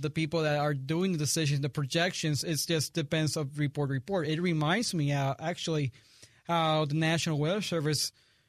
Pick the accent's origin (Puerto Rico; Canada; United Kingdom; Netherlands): Puerto Rico; now in St. Louis, United States; but I'm from Puerto Rico.